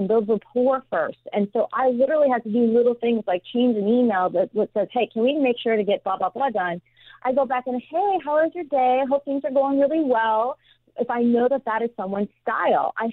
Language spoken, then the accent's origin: English; Midwest, United States; moved away; I grew up in the Midwest